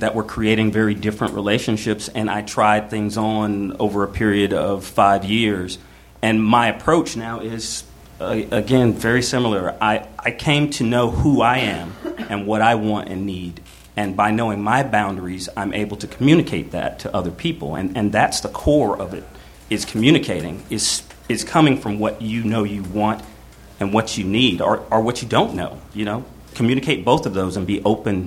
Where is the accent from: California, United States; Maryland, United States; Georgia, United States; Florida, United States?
Georgia, United States; moved away; I'm from Georgia, so as conservative red state as you can get